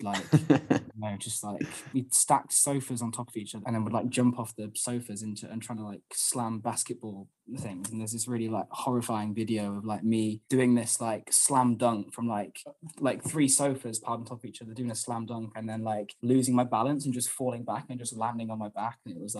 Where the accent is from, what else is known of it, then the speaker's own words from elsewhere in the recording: Wetherby, Yorkshire and the Humber, United Kingdom; Well, I grew up in Wetherby, which is like, it's funny, whenever anyone asks me where I'm from, like I'll always, like my go-to thing is to say Leeds, because I don't expect anyone to know Wetherby.